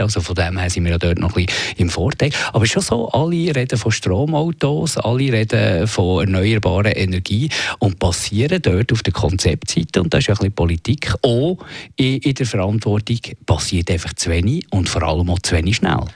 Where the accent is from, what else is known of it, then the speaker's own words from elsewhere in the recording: Switzerland; bei uns in der Schweiz